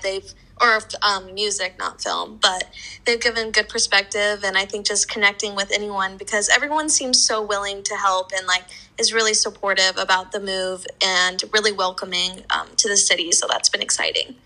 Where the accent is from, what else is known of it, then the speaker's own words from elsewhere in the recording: Lincoln, Nebraska, United States; moved away as an adult; I'm from Nebraska, which is really similar to New York, where it gets freezing and blizzards. And I'm just, I've done that for 22 years